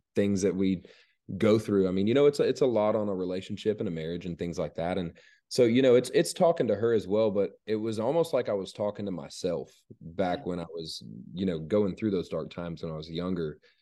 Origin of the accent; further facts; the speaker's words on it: Georgia, United States; growing up in Georgia, growing up in the town that I grew up in, you know, when, growing up there, um, you know, it was a really small town.